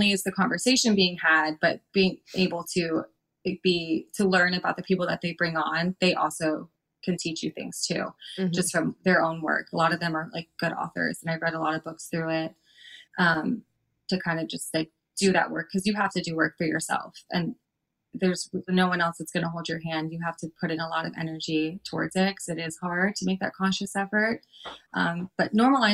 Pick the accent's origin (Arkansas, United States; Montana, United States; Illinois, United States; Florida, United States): Florida, United States; I'm from Florida